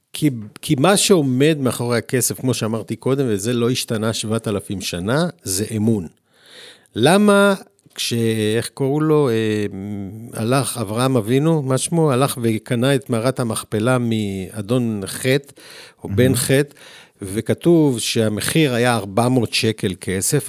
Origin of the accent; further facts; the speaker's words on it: Tel Aviv, Tel Aviv District, Israel; אני עוד גדלתי בעולם שפה לא רחוק מאיפה שאנחנו מקליטים, ברחוב לילינבלום